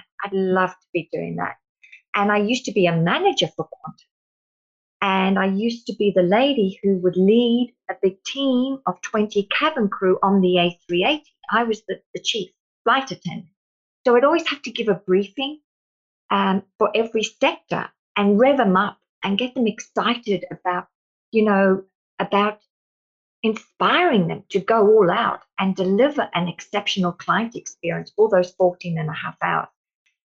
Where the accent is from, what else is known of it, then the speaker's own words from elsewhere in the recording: South Africa; now in Australia; growing up in South Africa with my twin sister